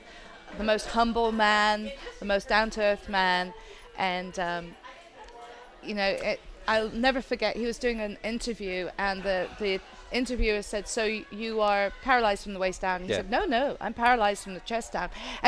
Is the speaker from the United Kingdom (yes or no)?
yes; England, United Kingdom; I grew up in England. I am a traditionalist.